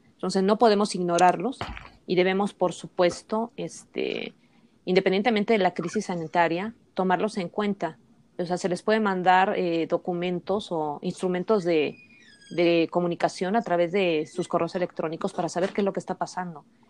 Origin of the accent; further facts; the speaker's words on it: Mexico; nosotros contamos como sociedad mexicana